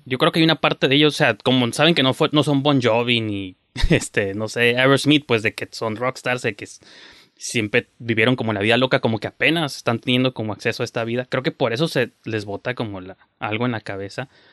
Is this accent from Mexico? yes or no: yes; Mexico; como mexicanos, que es un país ultra conservador